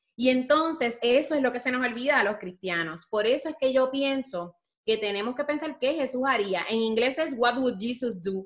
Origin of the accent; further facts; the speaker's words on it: Puerto Rico; como diríamos en Puerto Rico